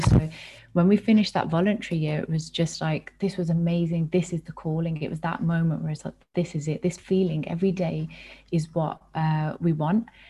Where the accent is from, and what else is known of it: United Kingdom; born or raised there